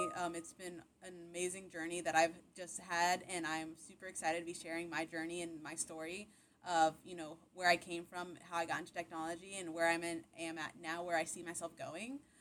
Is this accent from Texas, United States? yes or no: yes; Buda, Texas, United States; also born or lived in Austin, Texas / Nacogdoches, Texas / Dallas, Texas; I'm originally from Austin, Texas, born and raised. Um, I grew up in Austin, around Austin, um, in a little town called Buda, Texas. Uh, it's where all my childhood was